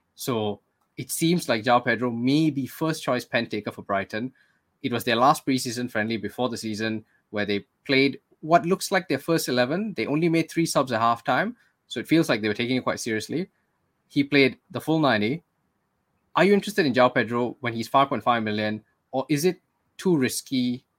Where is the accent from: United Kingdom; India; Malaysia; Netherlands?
Malaysia; we're Malaysian, so we're not Singaporean